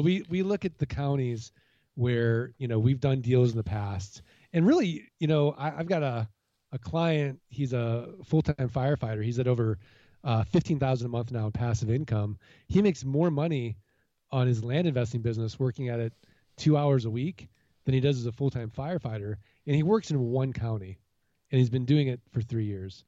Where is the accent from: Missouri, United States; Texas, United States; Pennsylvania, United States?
Missouri, United States; St. Louis; now in Arizona, United States; I'm originally from Saint Louis, Missouri, the Show Me State